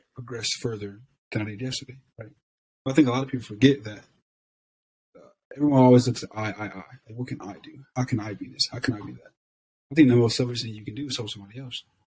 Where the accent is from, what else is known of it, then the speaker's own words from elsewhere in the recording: Ohio, United States; moved away as an adult; also born or lived in Southern California / Texas; I'm just kid from Ohio